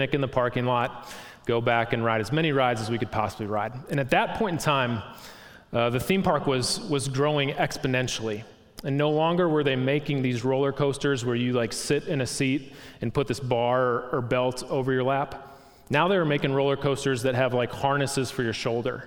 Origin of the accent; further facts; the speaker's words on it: Milwaukee, Wisconsin, United States; I grew up in Milwaukee, Wisconsin.